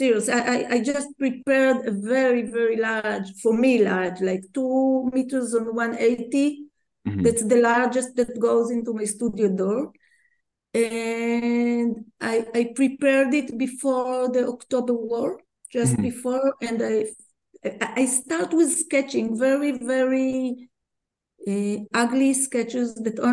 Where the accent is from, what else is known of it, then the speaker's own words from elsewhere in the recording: Tel Aviv, Tel Aviv District, Israel; English is a second language; growing up as a kid in Tel Aviv